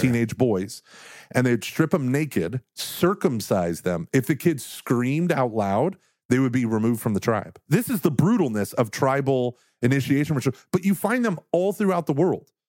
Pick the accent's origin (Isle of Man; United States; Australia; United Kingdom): Australia; I'm an Australian